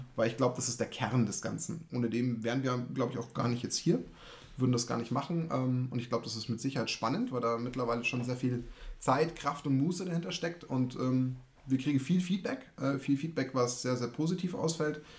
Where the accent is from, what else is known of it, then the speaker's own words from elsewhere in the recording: Munich area, Bavaria, Germany; ich komme aus dem Raum München